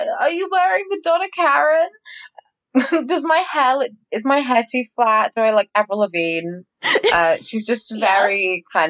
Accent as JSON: {"language": "English", "country": "United Kingdom", "said": "very British of me"}